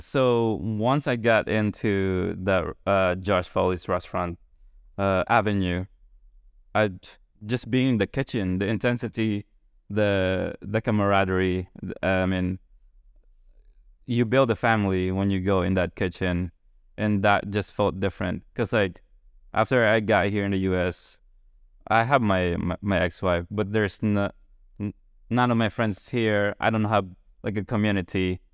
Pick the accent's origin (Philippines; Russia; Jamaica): Philippines; moved away as an adult; also born or lived in Boston, United States; now in Charleston, United States; still growing up in the Philippines